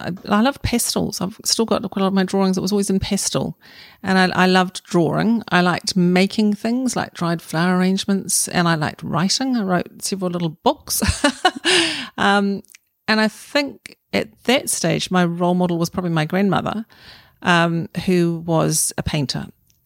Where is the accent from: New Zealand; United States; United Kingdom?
New Zealand; Auckland; I'm an Aucklander, so I was brought up in Meadowbank with my family, mum, dad, and four children.